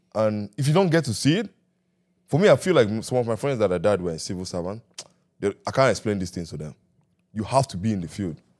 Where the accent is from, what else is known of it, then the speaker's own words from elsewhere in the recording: Nigeria; growing up in Nigeria